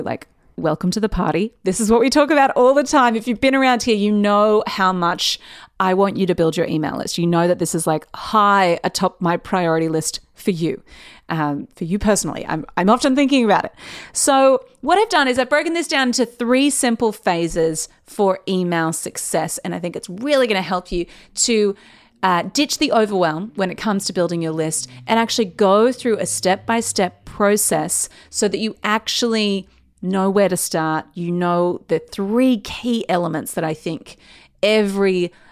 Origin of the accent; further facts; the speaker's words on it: Newcastle, New South Wales, Australia; moved away as an adult; now in Sydney, Australia; And Newcastle is where I've lived my whole life.